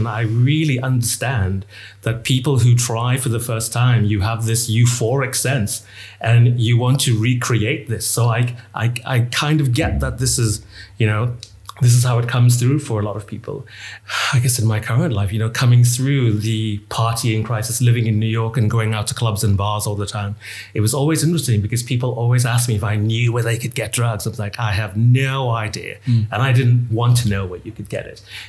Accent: Bahamas; I come from the Bahamas, which at the time, you know, was basically drug haven.

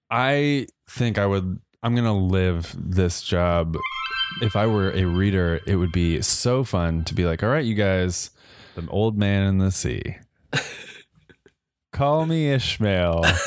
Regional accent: Colorado, United States; Growing up in Colorado

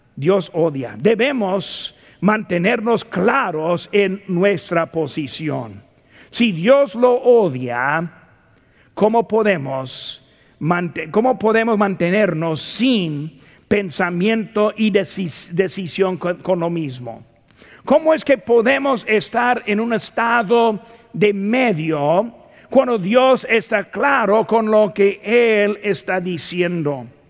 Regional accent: United States; Como ciudadano de los Estados Unidos

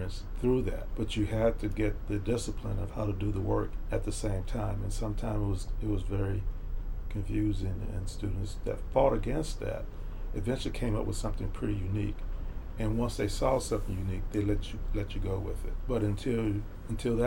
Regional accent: Houston, Texas, United States; also born or lived in Fifth Ward, Houston; I grew up in Sunnyside

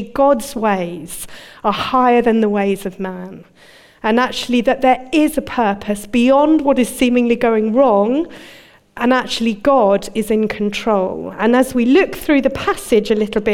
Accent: United Kingdom; moved away as an adult; also born or lived in Dudley, England; now in Birmingham, United Kingdom; I'm a Londoner, a Surrey girl

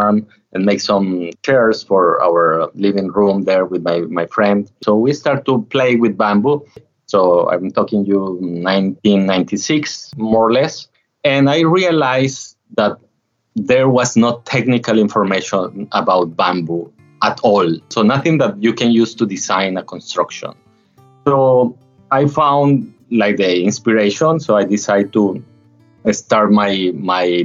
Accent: Colombia; moved away as an adult; now in Philippines; I originally came from a small town in the mountains of Colombia, coming from a family of coffee farmers

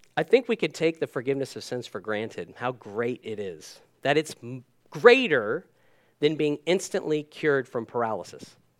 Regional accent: United States; moved away; I'm American by birth. Dual citizen now

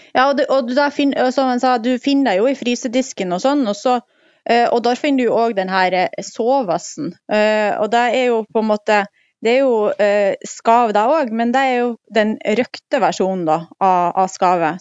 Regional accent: Mosjøen, Nordland, Norway; i Mosjøen, der jeg kommer fra

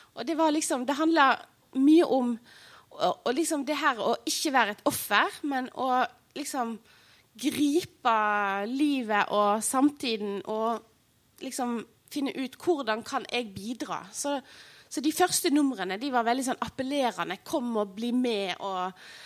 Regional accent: Odda, Vestland, Norway; Og Odda, der jeg kommer fra

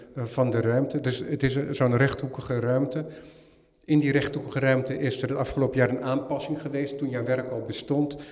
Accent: Netherlands; helemaal als Nederlander

